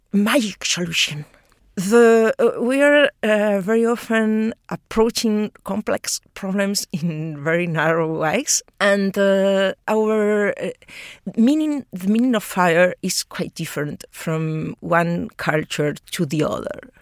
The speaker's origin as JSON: {"language": "English", "country": "Spain", "moved": "yes", "lives_now": "Australia", "said": "I'm talking from from Europe uh, because I'm Spanish."}